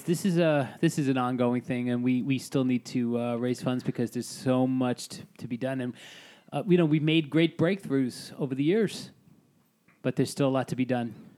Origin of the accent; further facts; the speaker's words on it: New York City, New York, United States; I'm Italian from Staten Island